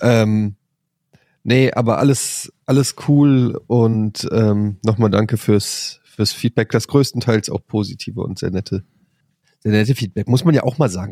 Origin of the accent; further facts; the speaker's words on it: Frankfurt, Germany; ich komme aus Frankfurt, da wurde das nicht an der Schule beigebracht